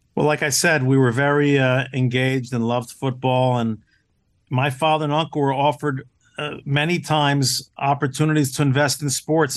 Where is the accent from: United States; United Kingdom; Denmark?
United States; New Jersey; I grew up in New Jersey